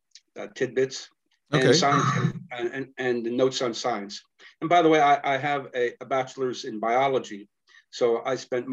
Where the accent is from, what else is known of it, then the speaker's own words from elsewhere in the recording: San Antonio, Texas, United States; I was raised in San Antonio, Texas, as a conservative Jew